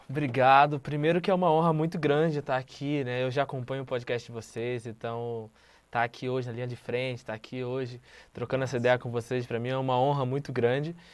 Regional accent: Rio de Janeiro, Brazil; Eu venho do Morro do Adeus, no complexo do Alemão

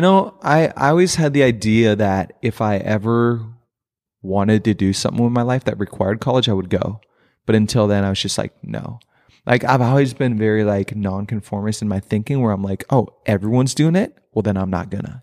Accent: Princeton, Minnesota, United States; also born or lived in Crown, Minnesota / Foley, Minnesota; most of my childhood was in Princeton, Minnesota, which is about an hour north from here

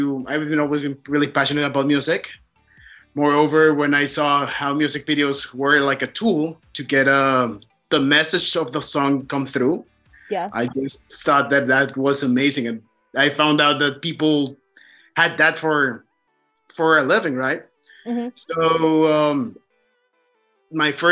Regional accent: Mexico City, Mexico; moved away as an adult; now in Ontario, Canada; I am originally from Mexico City.

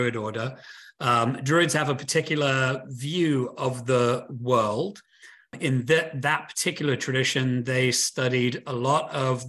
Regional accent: United Kingdom; That's where I'm from. I'm from Britain

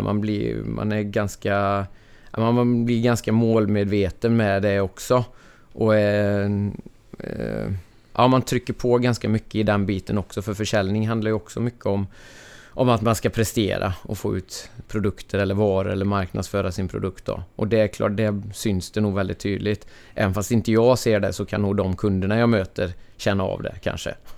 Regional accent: Ulricehamn, Västra Götaland, Sweden; Jag är född och uppvuxen här i Ulricehamn, eller en bit utanför

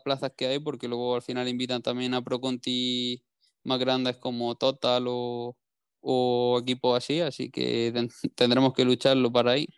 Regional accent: Granada, Andalusia, Spain; todo lo que sea zona de Granada, como es pues, mi tierra

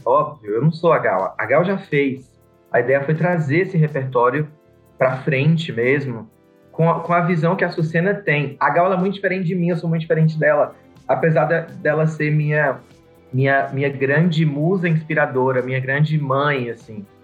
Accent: Vitória da Conquista, Bahia, Brazil; Eu sou de Vitória da Conquista, na Bahia

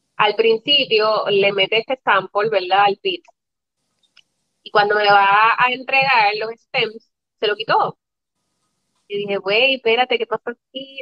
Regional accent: Moca, Puerto Rico; now in San Juan metro area, Puerto Rico; yo soy del pueblo de Moca

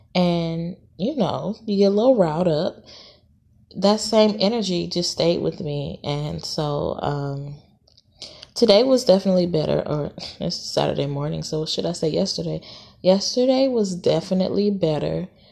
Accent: Los Angeles, California, United States; also born or lived in Dallas, Texas / Atlanta, Georgia; now in Houston, United States; I'm from L A. I'm from California

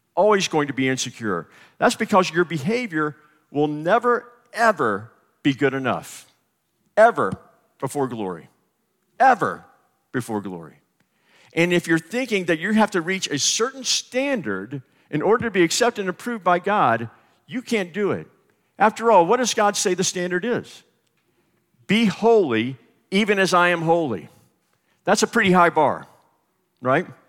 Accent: the South, United States; I'm from the South

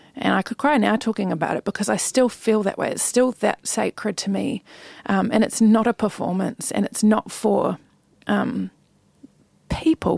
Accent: New Zealand; moved away as an adult; also born or lived in Sydney, Australia / United States; when I think about growing up in New Zealand, I am so grateful

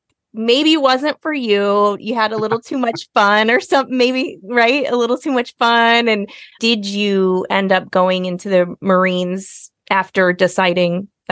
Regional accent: Iowa, United States; That's my family. We're all from Iowa

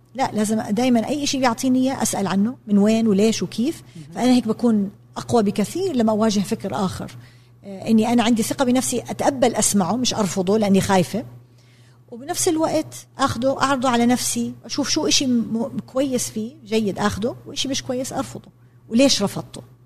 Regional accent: Jordan; انا تربيت في الاردن بالسبعينات والثمانينات

